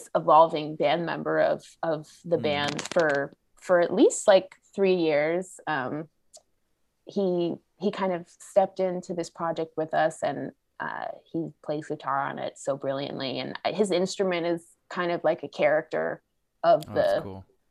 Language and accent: English; Los Angeles, California, United States; my LA native makeup